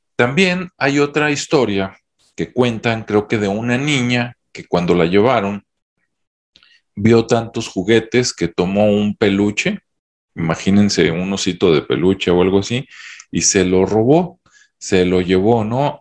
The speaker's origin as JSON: {"language": "Spanish", "country": "Mexico", "said": "En mi, en mi país, México"}